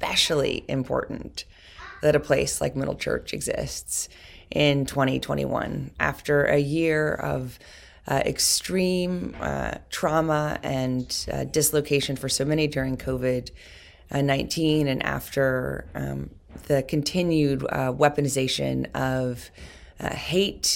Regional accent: New York City, New York, United States; I've been inspired as a New Yorker

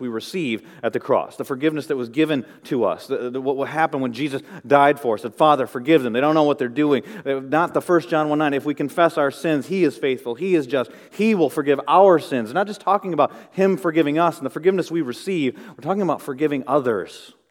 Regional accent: Midwest, United States; as a young boy growing up in the Midwest

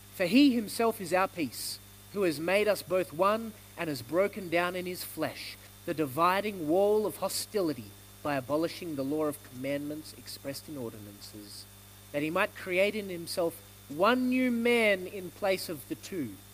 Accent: Australia; I'm born in Australia, so I'm Australian

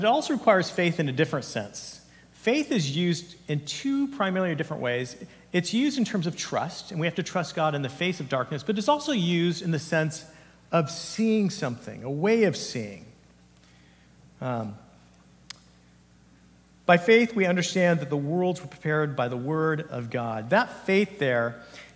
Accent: Santa Cruz Mountains, California, United States; I grew up in the Santa Cruz Mountains area

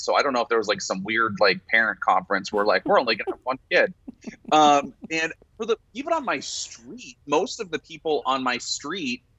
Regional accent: Sarasota, Florida, United States; moved away as an adult; Born and raised in Sarasota, Florida

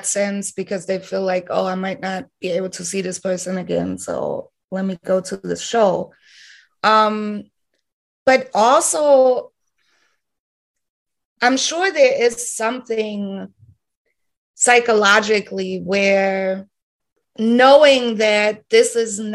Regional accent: Heidelberg, Baden-Württemberg, Germany; moved away as an adult; now in Berlin, Germany; originally I'm from Heidelberg, Germany

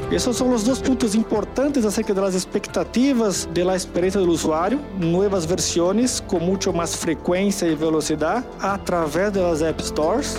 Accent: São Paulo, Brazil; Spanish is a second language; Soy de San Pablo, Brasil

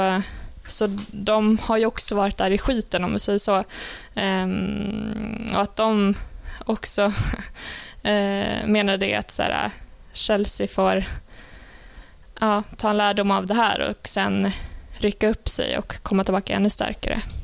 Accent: Sweden; jag tycker man som svensk

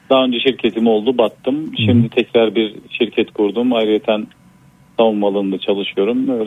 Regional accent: Black Sea Region, Turkey; Ben Karadenizliyim aslen.

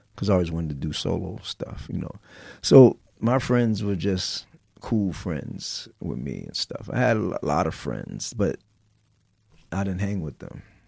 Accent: New York City, New York, United States; I was from the Bronx, and people knew me from Activity

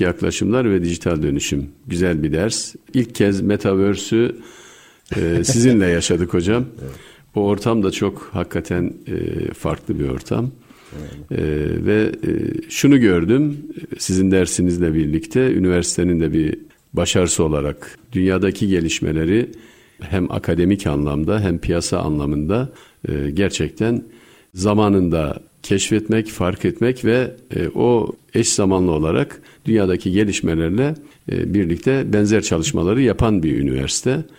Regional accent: Bayburt, Turkey; moved away; also born or lived in England; Ben Bayburt doğumluyum.

